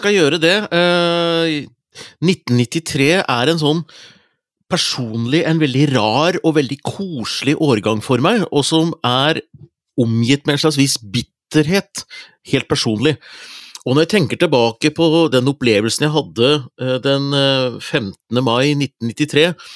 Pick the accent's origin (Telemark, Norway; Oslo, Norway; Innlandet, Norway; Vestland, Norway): Innlandet, Norway; Hunndalen; moved away; Hunndalen, der jeg er fra. Hadde vært hos foreldrene mine